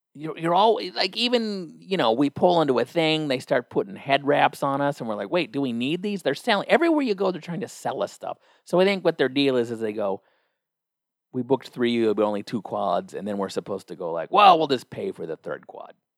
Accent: United States; I, as an American

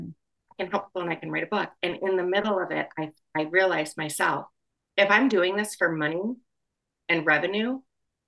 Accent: Wisconsin, United States; now in Chicago, United States; I am from Wisconsin and I graduated college in Wisconsin

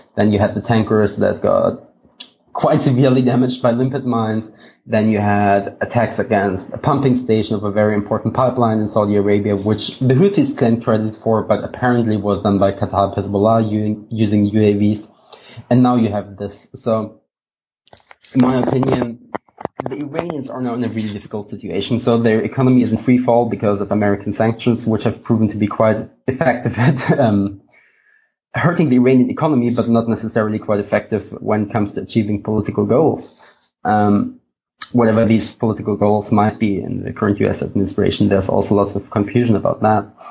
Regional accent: Germany; I'm from Germany

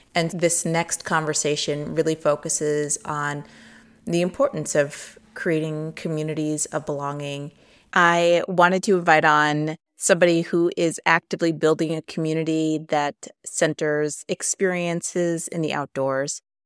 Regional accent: Midwest, United States; growing up in the Midwest

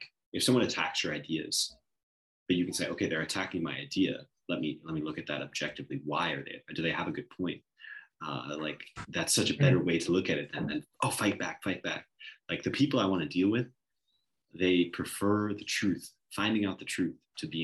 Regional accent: Long Island, New York, United States; I'm from Long Island

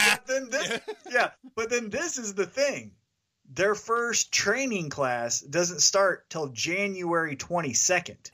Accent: Kansas City, Missouri, United States; that's my hometown

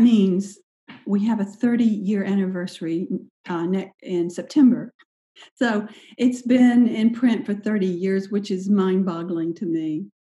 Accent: Sylvester, Georgia, United States; also born or lived in Anderson, South Carolina / Charleston, South Carolina / Marco Island, Florida; now in Chapel Hill, United States; I grew up in the little town of Sylvester

